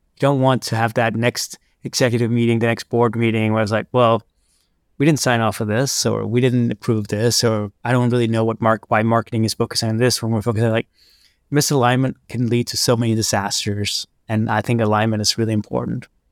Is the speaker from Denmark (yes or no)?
yes; Copenhagen, Capital Region of Denmark, Denmark; growing up in Copenhagen